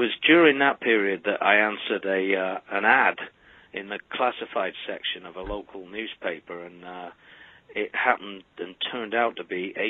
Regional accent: Manchester, North West England, United Kingdom; I was born in Manchester, England.

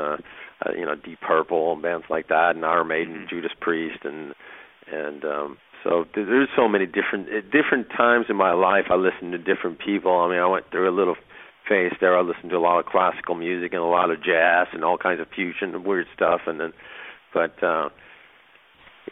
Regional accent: Sweden; moved away; Yeah, I grew up in Sweden

